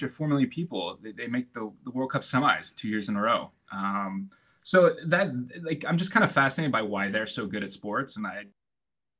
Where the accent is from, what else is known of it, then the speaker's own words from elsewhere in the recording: Sacramento, California, United States; accent: American; moved away as an adult; also born or lived in New York; now in Istanbul, Turkey; I'm from Sacramento originally, so the Kings, they're our only team, and I love them